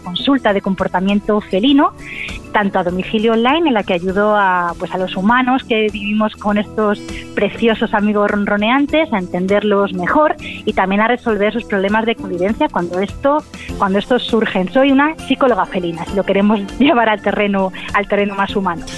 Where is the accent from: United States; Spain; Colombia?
Spain; soy la primera española